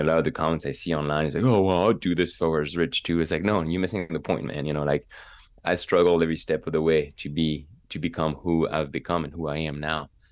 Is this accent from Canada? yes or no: no; Megève, Auvergne-Rhône-Alpes, France; English is a second language; moved away as an adult; also born or lived in Evreux, France; now in United States; my hometown of Megève in the Alps